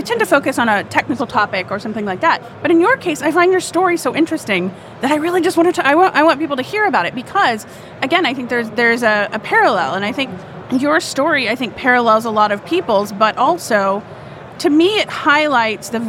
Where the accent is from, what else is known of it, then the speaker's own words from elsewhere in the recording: Houston, Texas, United States; I'm from Houston, Texas, which is basically a swamp.